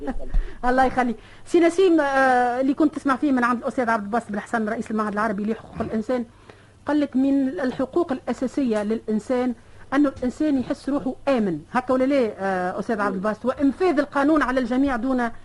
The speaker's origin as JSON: {"language": "Arabic", "country": "Tunisia", "said": "انا كمواطنه تونسيه"}